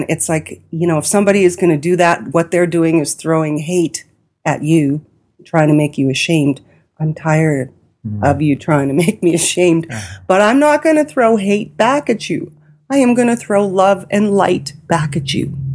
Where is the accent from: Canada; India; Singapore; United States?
India; because I'm an Indian, you know, I can't read